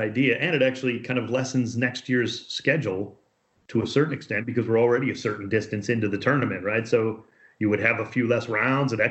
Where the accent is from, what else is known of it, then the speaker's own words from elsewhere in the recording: Cleveland, Ohio, United States; moved away as an adult; now in Los Angeles, United States; grew up in Cleveland, where we were taught to hate soccer for no good reason